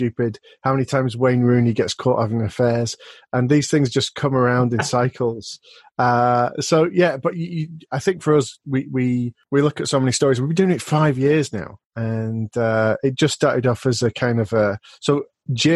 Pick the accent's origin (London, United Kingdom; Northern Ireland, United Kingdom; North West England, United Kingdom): North West England, United Kingdom; Rochdale; my hometown today, which is Rochdale. From Spotland, is not far from where I was born